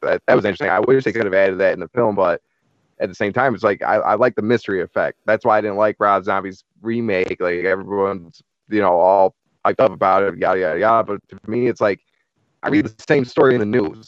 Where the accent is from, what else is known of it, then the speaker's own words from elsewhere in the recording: Central New York, United States; I'm from New York, like mm. not like New York City, like, Central New York